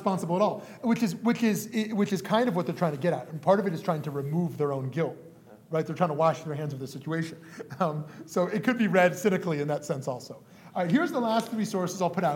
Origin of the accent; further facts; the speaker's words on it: Canada; being Canadian born